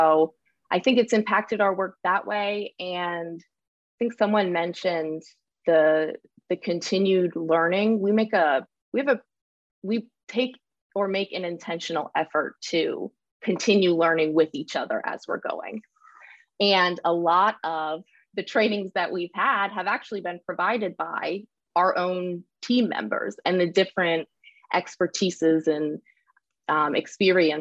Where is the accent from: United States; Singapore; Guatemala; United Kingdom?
United States; Delaware; now in Pennsylvania, United States; I grew up in Delaware, the state